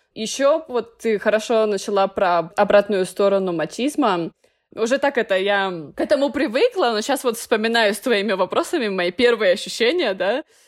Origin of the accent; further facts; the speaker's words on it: Russia; moved away as an adult; now in Nicaragua; я из России